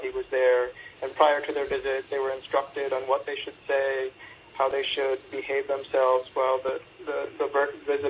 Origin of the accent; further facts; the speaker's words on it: Seattle, Washington, United States; I'm from Seattle